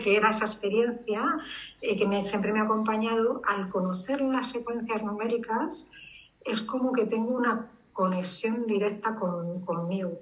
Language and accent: Spanish; Madrid, Community of Madrid, Spain; soy urbanita de Madrid